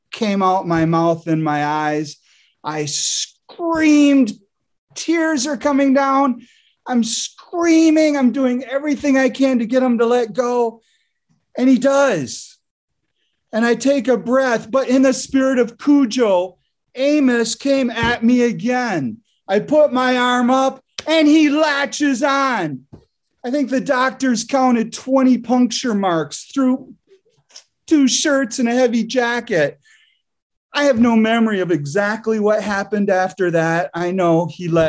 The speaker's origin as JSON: {"language": "English", "town": "Grand Rapids", "region": "Michigan", "country": "United States", "tie": "born or raised there", "said": "I grew up in Grand Rapids, Michigan"}